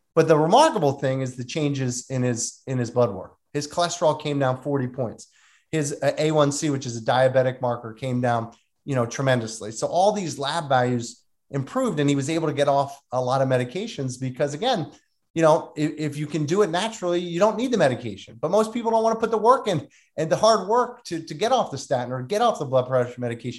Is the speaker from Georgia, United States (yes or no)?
no; Delran, New Jersey, United States; I grew up in a small town called Delran